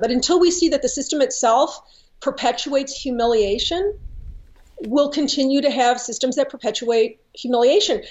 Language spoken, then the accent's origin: English; St. Louis, Missouri, United States; I was born and raised in St. Louis